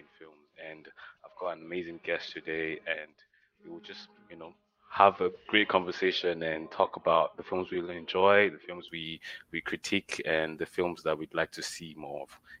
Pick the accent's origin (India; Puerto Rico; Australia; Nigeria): Nigeria; I'm Nigerian African